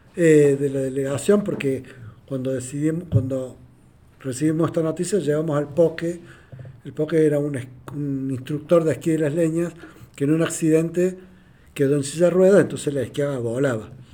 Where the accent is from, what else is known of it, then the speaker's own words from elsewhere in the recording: Argentina; yo soy de Argentina